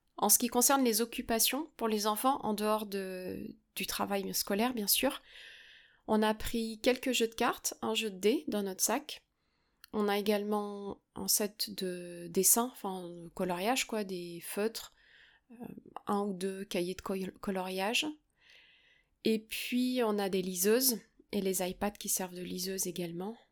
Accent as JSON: {"language": "French", "country": "France", "said": "chez nous en France"}